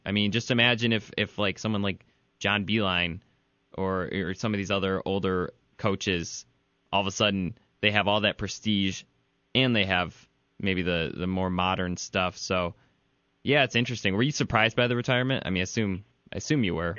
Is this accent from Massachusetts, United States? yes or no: no; Ann Arbor, Michigan, United States; I grew up in Ann Arbor